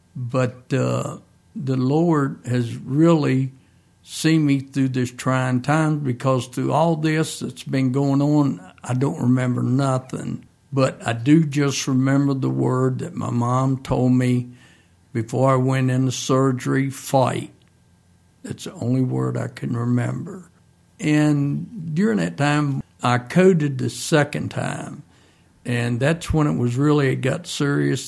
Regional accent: Mount Crawford, Virginia, United States; also born or lived in Grottoes, Virginia; I'm originally from Grados, and when I became five, we moved out in the country up Mount Crawford

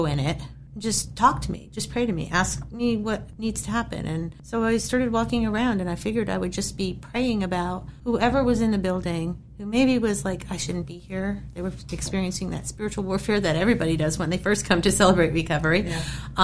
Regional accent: New England, United States; moved away as an adult; now in Harrisonburg, United States; I was from New England

